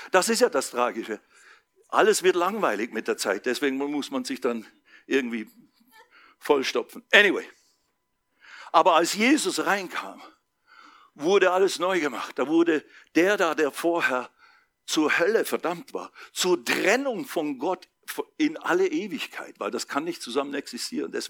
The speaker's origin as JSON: {"language": "German", "town": "Basel", "region": "Basel-Stadt", "country": "Switzerland", "said": "weit weg vom Spießertum in Basel, Schweiz, wo ich herkomme, weit weg vom Schaffe, Schaffe, Häuslebau."}